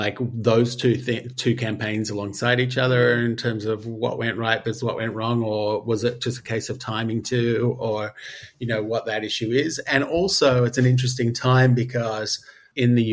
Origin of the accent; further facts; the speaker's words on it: Australia; I'm Australian